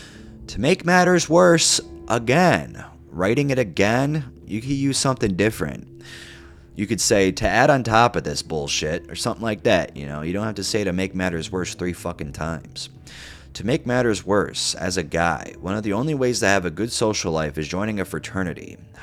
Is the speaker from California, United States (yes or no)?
no; Kirkland, Washington, United States; far away from my hometown casino in Kirkland, Washington